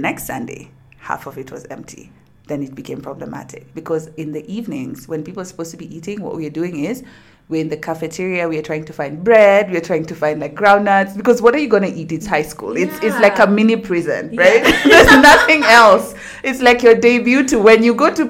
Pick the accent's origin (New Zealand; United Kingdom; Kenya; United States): Kenya; Nairobi; I'm from Nairobi, Kenya